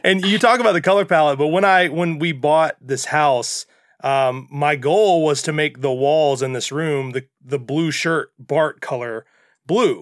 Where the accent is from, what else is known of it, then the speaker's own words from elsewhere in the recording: Mississippi, United States; as a child growing up in Mississippi